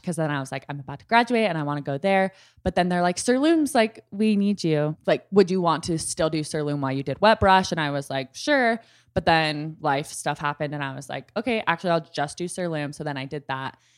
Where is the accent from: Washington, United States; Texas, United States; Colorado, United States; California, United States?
Texas, United States; Dallas; I'm from Dallas